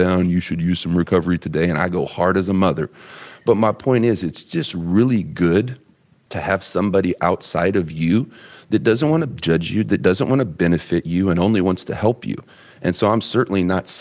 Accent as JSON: {"language": "English", "town": "Terre Haute", "region": "Indiana", "country": "United States", "tie": "born or raised there", "said": "I'm from Terre Haute, Indiana, man. I'm a tobacco chewing 108 pound freshman"}